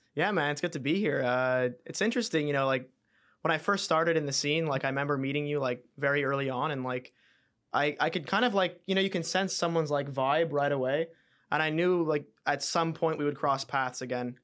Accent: Montreal, Quebec, Canada; I was Canadian

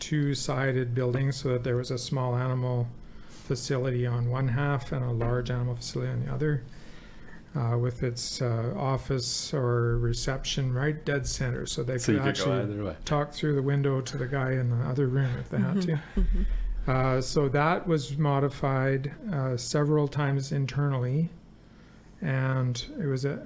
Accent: Barrhead, Alberta, Canada; moved away as an adult; now in Fort St. John, Canada; that's my hometown

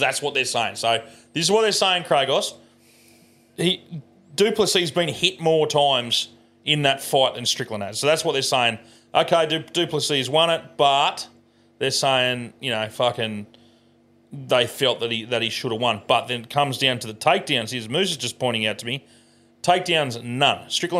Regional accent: Australia; I'm Australian.

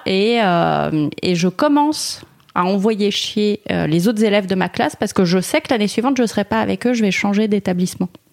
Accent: Paris, Île-de-France, France; moi je suis parisienne, j'ai grandi à Paris, j'étais dans un arrondissement dégueulasse

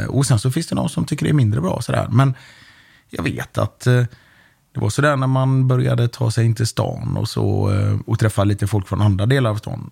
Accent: Gothenburg, Västra Götaland, Sweden; när vi växte upp i Biskopsgården

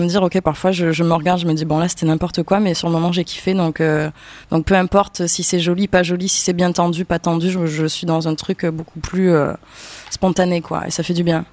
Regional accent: Avignon, Provence-Alpes-Côte d'Azur, France; je viens d'Avignon

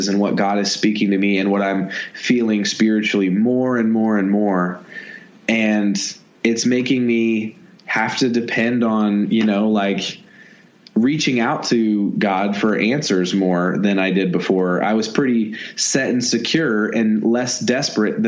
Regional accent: Indiana, United States; I'm from Indiana. I was raised behind a cornfield

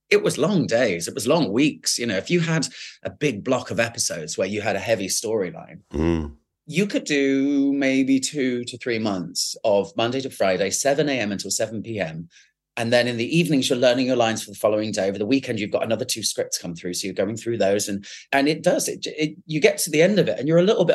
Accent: Winchester, South East England, United Kingdom; moved away; also born or lived in London; I grew up in Winchester

